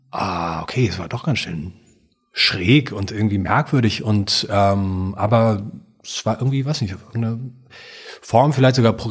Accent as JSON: {"language": "German", "region": "Hamburg", "country": "Germany", "tie": "born or raised there", "said": "ich bin in einer Kommune aufgewachsen in Hamburg, in so einer Art Hippie-Wohnprojekt."}